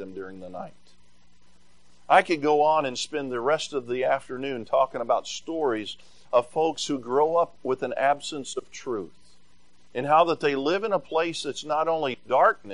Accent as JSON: {"language": "English", "region": "Tennessee", "country": "United States", "tie": "born or raised there", "moved": "yes", "said": "I grew up in Tennessee"}